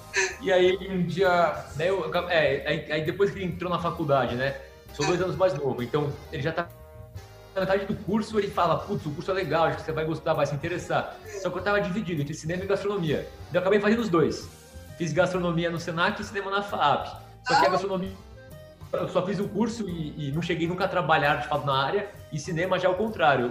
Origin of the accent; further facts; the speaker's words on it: São Paulo, Brazil; A gente é aqui de São Paulo, né, descendente de italiano, meus avós vieram da Itália, uhum. mas nasceu aqui de São Paulo